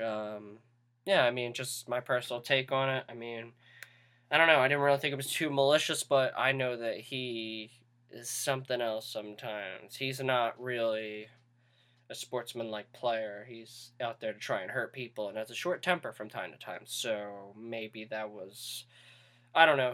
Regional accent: United States; we're from the United States

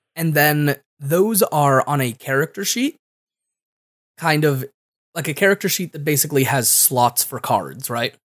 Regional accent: Connecticut, United States; I'm from Connecticut, and I don't say enough consonants in the middle of my words

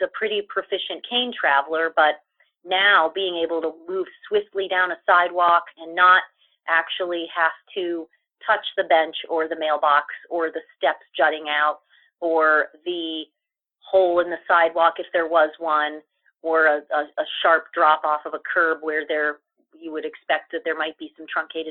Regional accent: Ohio, United States; moved away; also born or lived in East Coast / Chicago; I am actually originally from Ohio, but I've had the opportunity to live in quite a few different places on the East Coast for a while, but then also in Chicago

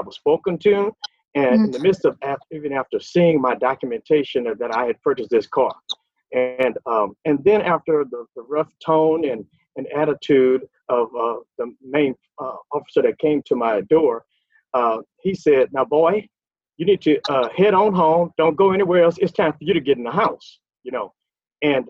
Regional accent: Lake Charles, Louisiana, United States; moved away as an adult; now in Texas, United States; I'm actually from Lake Charles, Louisiana. I now live in Texas and have been here for over 40 years

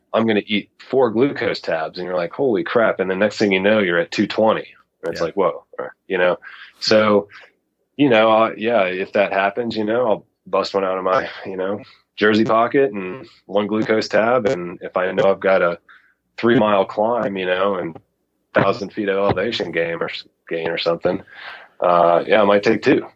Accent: Knoxville, Tennessee, United States; now in Mountain West, United States; I actually grew up in uh, in, in Tennessee, so I'm originally from the South

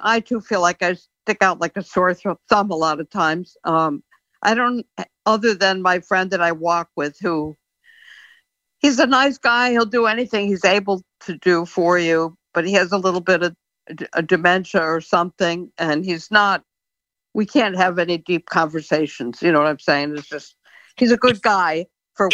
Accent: Connecticut, United States; also born or lived in Florida; now in Massachusetts, United States; So I'm in Massachusetts. I'm originally from Connecticut

